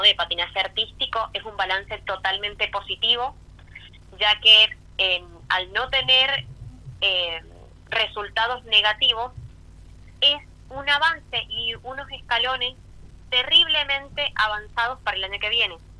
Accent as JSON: {"language": "Spanish", "region": "eastern Mendoza", "country": "Argentina", "said": "Yo como soy del este de Mendoza, mi característica es 2634"}